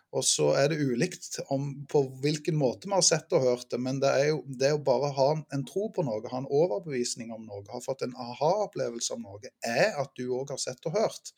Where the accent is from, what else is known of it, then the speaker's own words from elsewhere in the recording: Ålgård, Rogaland, Norway; Jeg eh, vokste opp på Ålgård